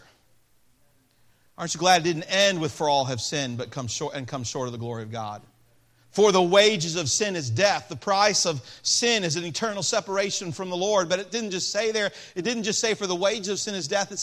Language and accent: English; Peoria, Illinois, United States; I was born in Peoria, Illinois